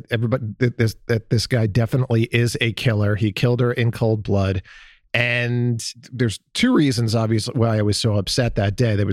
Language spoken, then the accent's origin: English; Columbus, Ohio, United States; my hometown